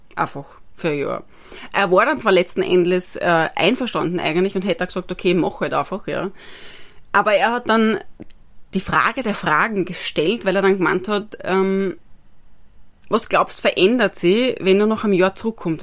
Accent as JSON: {"language": "German", "region": "Styria", "country": "Austria", "tie": "born or raised there", "also_born_or_lived": "Vienna", "moved": "as an adult", "said": "ich bin gebürtige Steuerin"}